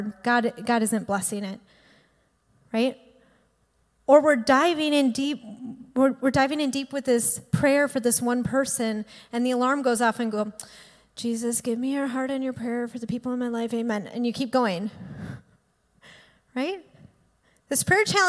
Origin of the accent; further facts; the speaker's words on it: Green Bay, Wisconsin, United States; also born or lived in Milwaukee, Wisconsin; I went to UWM and I grew up in Green Bay